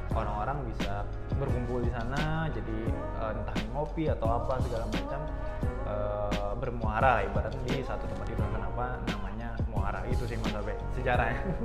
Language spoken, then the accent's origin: Indonesian; Banjarbaru, South Kalimantan, Indonesia; saya dari Banjarbaru